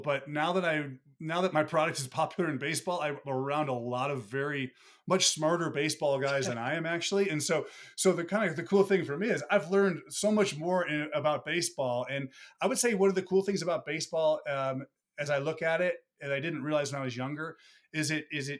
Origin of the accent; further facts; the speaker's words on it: Buffalo, New York, United States; moved away; I'm from Buffalo originally